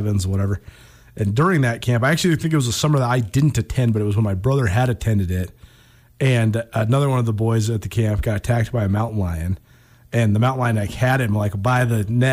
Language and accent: English; Montana, United States; growing up in Montana and seeing a fair amount of bears